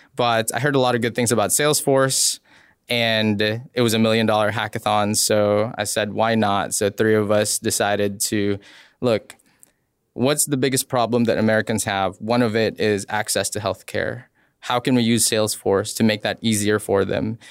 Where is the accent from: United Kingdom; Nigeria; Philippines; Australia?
Philippines; moved away; I grew up in the Philippines